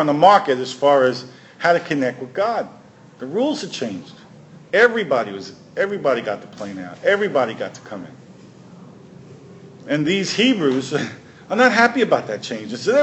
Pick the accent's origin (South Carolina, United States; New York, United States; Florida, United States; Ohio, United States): New York, United States; I grew up in New York